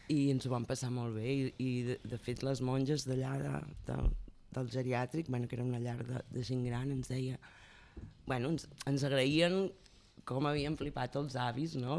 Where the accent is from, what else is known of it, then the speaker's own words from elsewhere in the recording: Olot, Catalonia, Spain; Jo sóc d'Olot i allà pues, vaig començar també a fer els pastorets, amb, amb la gent del barri fèiem obres de teatre